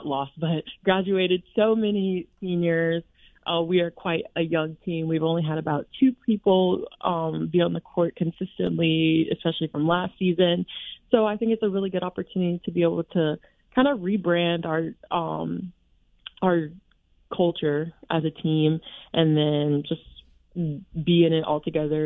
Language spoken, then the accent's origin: English; Alabama, United States; moved away as an adult; I'm from Alabama, so volleyball isn't very high level there